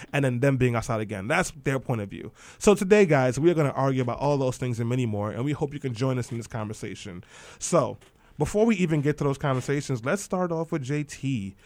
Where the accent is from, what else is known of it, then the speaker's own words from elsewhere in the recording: New York City, New York, United States; I grew up in East New York and Brownsville